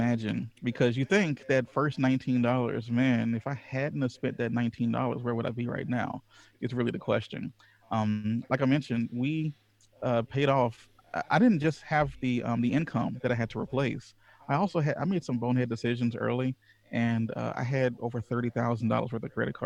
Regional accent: Louisiana, United States; I was raised in Louisiana, the Deep South

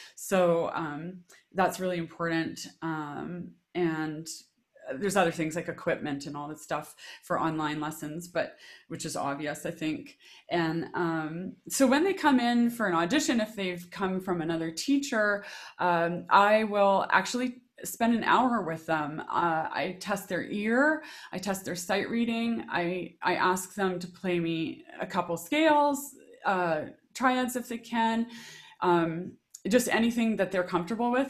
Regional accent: Regina, Saskatchewan, Canada; I grew up in Regina, Saskatchewan

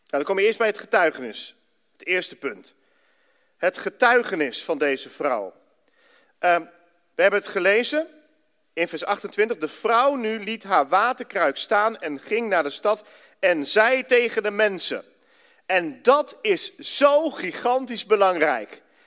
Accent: Ermelo, Gelderland, Netherlands; moved away as an adult; now in Enschede, Netherlands; Daarvoor heb ik in Ermelo gewoond, zo'n beetje mijn hele leven

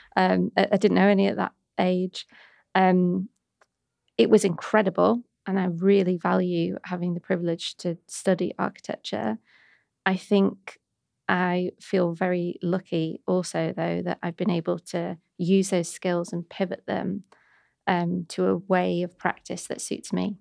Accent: Warrington, North West England, United Kingdom; accent: Manc; now in London, United Kingdom; I grew up in a lovely town. Mm-hmm. I'm saying that sort of ironically called Warrington

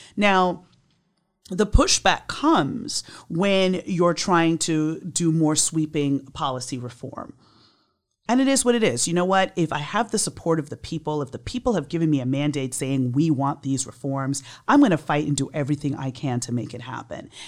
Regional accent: New York, United States; moved away as an adult; now in Miami, United States; I was born and raised in New York. I came down here in nineteen ninety-seven to work for the state attorney's office.

